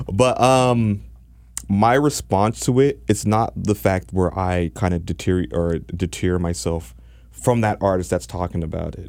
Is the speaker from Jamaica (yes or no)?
yes; Jamaica; now in Toronto, Canada; I'm Jamaican